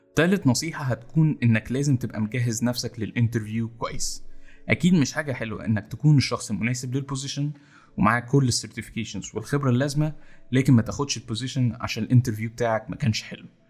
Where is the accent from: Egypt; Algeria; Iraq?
Egypt; إحنا كمصريين